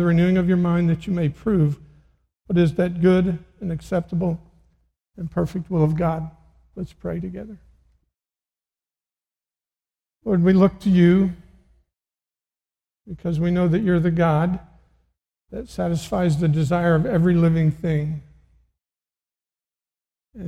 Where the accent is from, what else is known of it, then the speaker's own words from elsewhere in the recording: Missouri, United States; I'm from Missouri